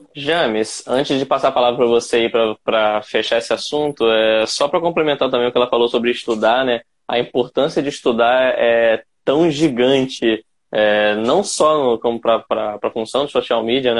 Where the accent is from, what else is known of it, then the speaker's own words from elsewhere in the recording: Campos dos Goytacazes, Rio de Janeiro, Brazil; Eu sou da cidade do interior do estado. Eu sou de Campos dos Goitacazes